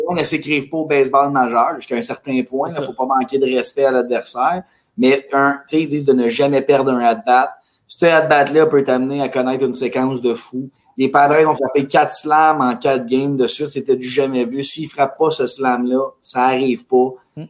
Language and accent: French; Mirabel, Quebec, Canada; On vient de Mirabel